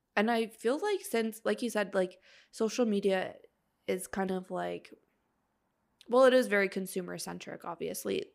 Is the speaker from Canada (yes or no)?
yes; Canada; we're Canadian.